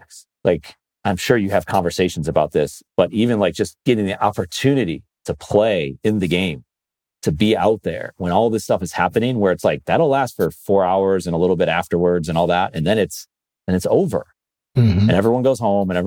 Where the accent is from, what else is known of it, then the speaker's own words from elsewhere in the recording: Buffalo, New York, United States; I grew up in Buffalo